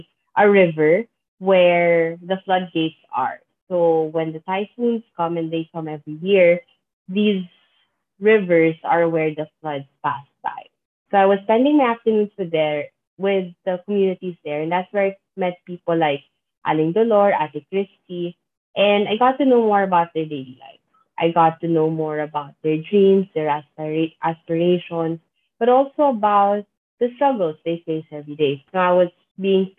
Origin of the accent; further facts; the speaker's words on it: Philippines; I'm from the Philippines. I've lived and worked in the Philippines all of my life